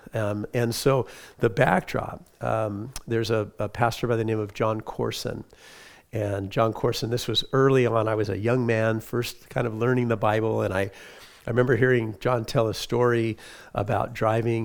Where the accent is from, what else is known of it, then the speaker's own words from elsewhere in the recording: Huntington Beach, California, United States; I grew up in Huntington Beach, California